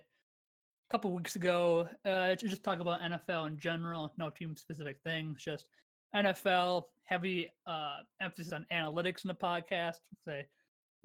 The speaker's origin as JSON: {"language": "English", "region": "Wisconsin", "country": "United States", "tie": "born or raised there", "said": "born and raised in Wisconsin."}